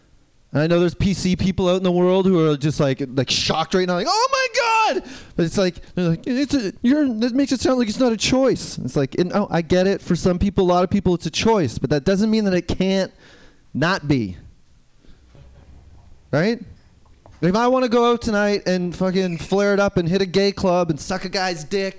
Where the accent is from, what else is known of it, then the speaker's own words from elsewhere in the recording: Canada; now in New York City, United States; I live in New York City, but I'm originally from Canada.